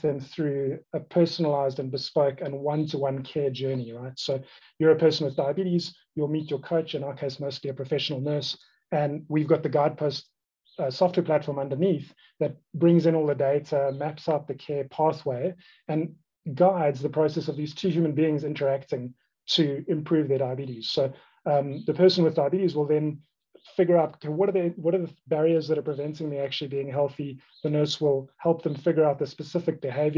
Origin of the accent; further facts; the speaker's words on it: Cape Town, Western Cape, South Africa; I grew up in Cape Town, South Africa